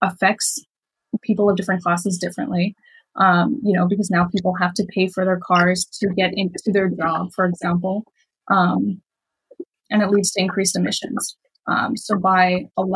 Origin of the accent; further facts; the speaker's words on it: Miami, Florida, United States; I grew up in Miami